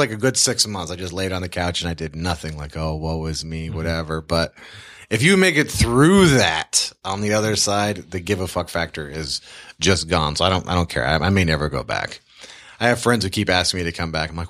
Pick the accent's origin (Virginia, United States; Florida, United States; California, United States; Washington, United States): Washington, United States; Tacoma; Well, I grew up all over the world, but I graduated from Tacoma, Washington